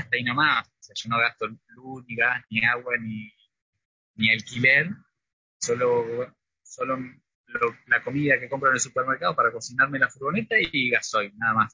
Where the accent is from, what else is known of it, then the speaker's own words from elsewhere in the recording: Río Negro, Argentina; moved away as an adult; also born or lived in Rosario / France; Y yo soy de Río Negro, eh, del sur, pero estudié en, la Universidad Nacional de Rosario psicología.